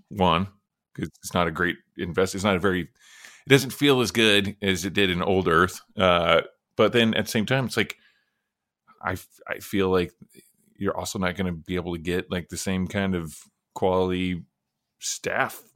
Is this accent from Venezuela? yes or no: no; Oklahoma, United States; I'm from Oklahoma